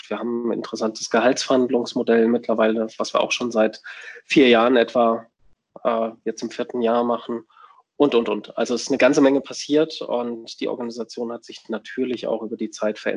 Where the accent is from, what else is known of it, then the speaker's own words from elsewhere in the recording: Würzburg, Bavaria, Germany; wir haben drei Standorte in München, Würzburg, wo ich herkomme, und Berlin.